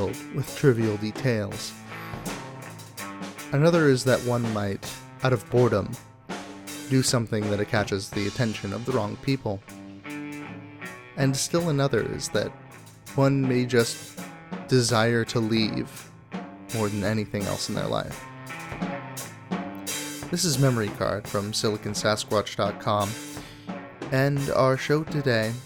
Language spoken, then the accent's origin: English; Fairbanks, Alaska, United States; moved away as an adult; I grew up in Fairbanks, Alaska, and lived there for my first 18 years